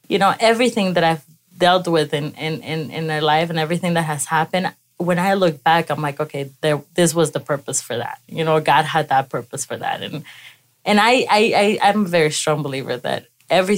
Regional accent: Ecuador; moved away; I was raised in Ecuador

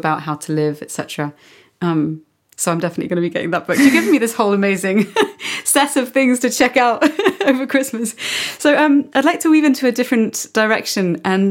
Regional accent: London, United Kingdom; now in Barcelona, Spain; my home country, which is the UK, especially in London, North London, where I was born

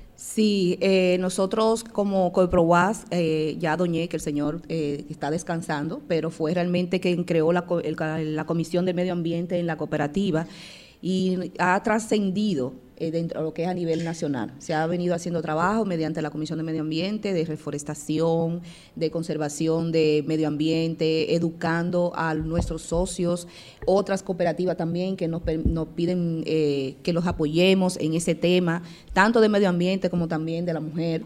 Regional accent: Dominican Republic

